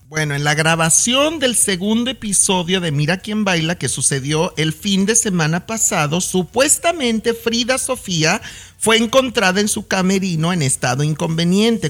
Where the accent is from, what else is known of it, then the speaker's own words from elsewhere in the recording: Mexico; now in United States; yo de antemano se las acepto como mexicano